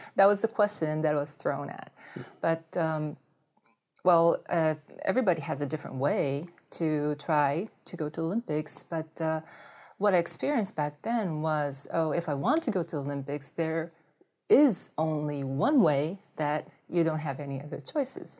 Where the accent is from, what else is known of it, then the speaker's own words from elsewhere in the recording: Japan; English is a second language; moved away; also born or lived in United States; since I grew up in Japan for a long time.